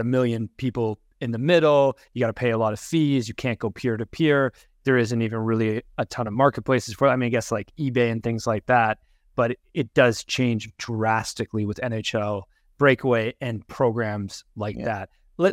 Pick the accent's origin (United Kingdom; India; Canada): Canada; Toronto, Ontario; I grew up in Toronto during the dull days of us thinking we were the best and then never actually doing very well, which continues to be the case, to be honest. And now I'm closer to Vancouver on the West Coast.